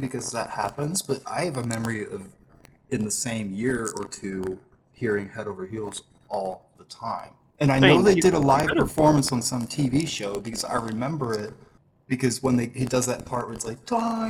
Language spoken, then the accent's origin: English; West Virginia, United States